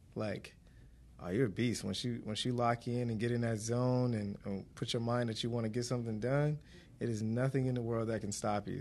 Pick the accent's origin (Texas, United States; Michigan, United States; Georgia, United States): Michigan, United States; Detroit; born and raised in Detroit